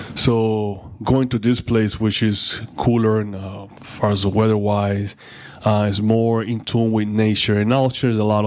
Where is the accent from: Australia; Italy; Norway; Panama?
Panama; moved away; I was born in Panama